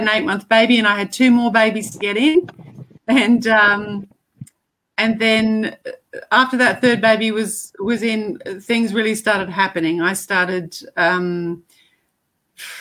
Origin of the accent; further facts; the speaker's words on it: Te Aroha, Waikato, New Zealand; also born or lived in Africa; I was born in Africa and spent the first 8 years there, and then my parents immigrated to New Zealand, and they actually settled in a town in the middle